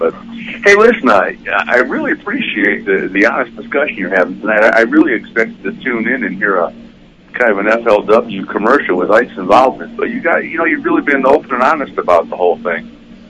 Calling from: Ohio, United States; Hey, … from Ohio.

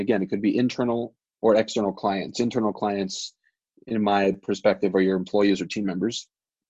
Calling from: Albuquerque, New Mexico, United States; right now I'm calling in from Albuquerque. I'm in Albuquerque for the entire month, right?

